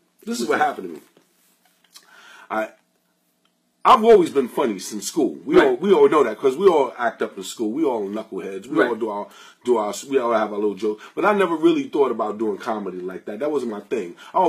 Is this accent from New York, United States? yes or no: yes; New York City, New York, United States; It's not easy for us black people out here. I grew up in Queens and in Harlem, I was born in the 60s